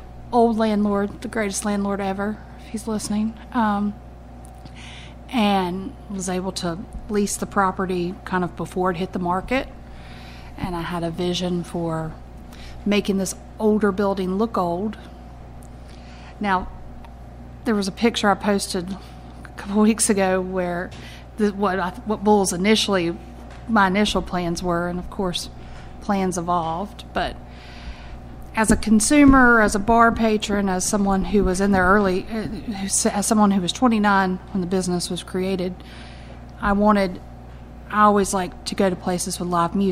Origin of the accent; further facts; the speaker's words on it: Colfax, North Carolina, United States; I grew up in the Colfax area, so right on the Guilford-Forsyth County line